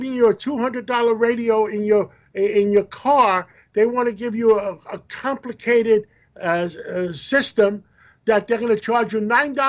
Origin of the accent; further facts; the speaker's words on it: New York City, New York, United States; I grew up in Harlem.